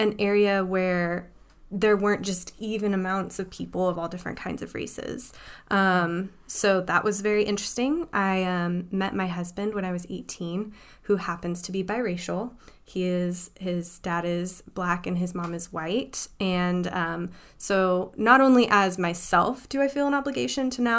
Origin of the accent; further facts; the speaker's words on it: Oklahoma, United States; I grew up in Oklahoma in a very poor, not particularly safe neighborhood